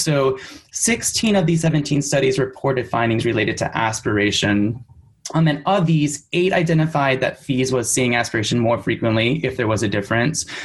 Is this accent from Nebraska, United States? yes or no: no; Michigan, United States; also born or lived in San Francisco; now in New York City, United States; I am originally from Michigan, but I currently live in New York City